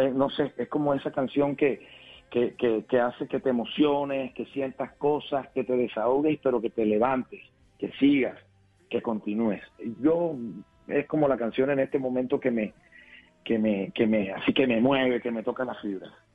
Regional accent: Cartagena, Bolívar, Colombia; born or raised there

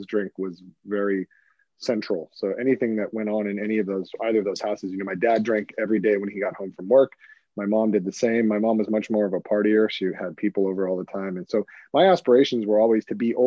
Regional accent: Hermosa Beach, California, United States; I grew up in Hermosa Beach, California

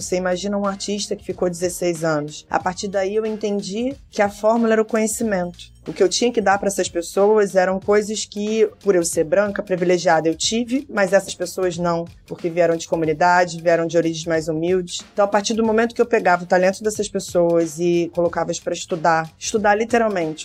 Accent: Rio de Janeiro, Brazil; Eu nasci na Tijuca. A Tijuca é rodeada de comunidades.

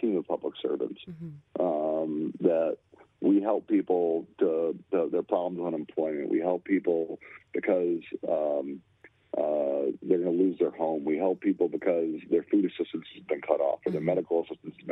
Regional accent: Lansing, Michigan, United States; I grew up in the Capitol building. I used to play hide and go seek in the Capitol building

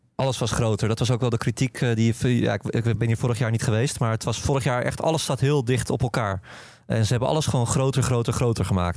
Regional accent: Netherlands; als Nederlander

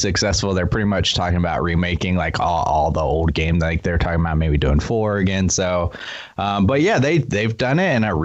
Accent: Florida, United States; moved away as an adult; now in South Korea; I grew up in Florida

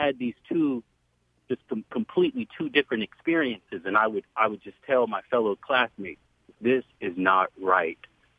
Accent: New York City, New York, United States; now in San Jose, United States; 26 years ago growing up in Brooklyn, New York

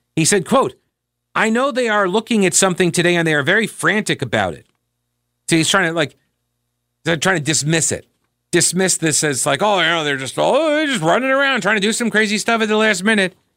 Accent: New York, United States; moved away as an adult; also born or lived in South Carolina; I was growing up in, uh, growing up in New York

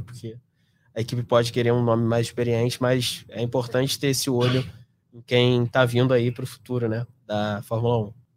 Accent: Brazil; eu sou brasileiro

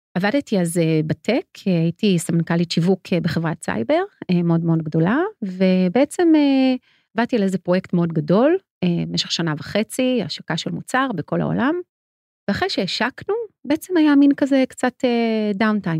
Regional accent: Ramat HaSharon, Tel Aviv District, Israel; אני גדלתי ברמת השרון מול הספרייה הציבורית

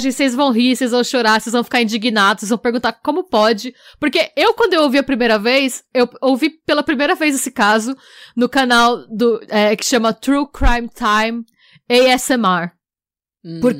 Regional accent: Brazil; nós somos brasileiras

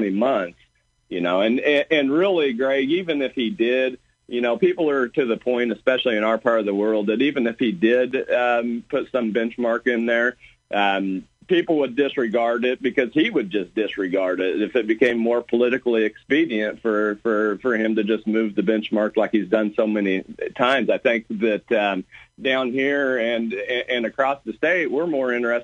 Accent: Beecher City, Illinois, United States; Beecher City is my hometown here

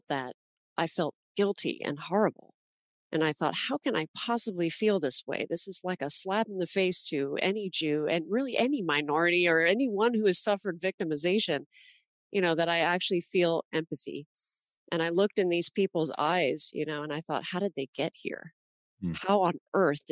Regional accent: Los Angeles, California, United States; growing up in Los Angeles. I went to school with kids from all over the world

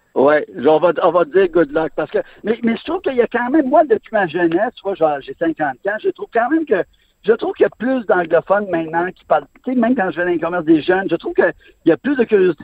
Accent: Montreal, Quebec, Canada; j'ai grandi à Montréal, je viens à Montréal

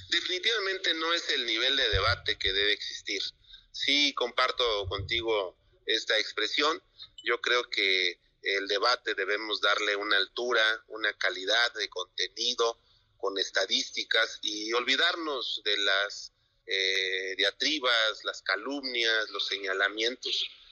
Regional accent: Mexico; como mexicanos

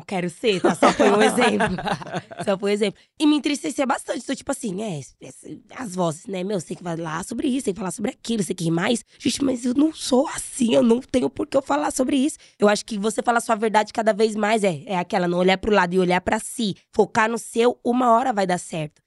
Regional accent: Brazil; Eu sou brasileira

